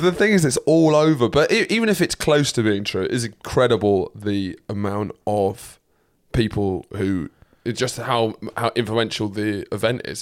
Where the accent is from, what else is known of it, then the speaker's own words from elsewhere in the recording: United Kingdom; proud to be British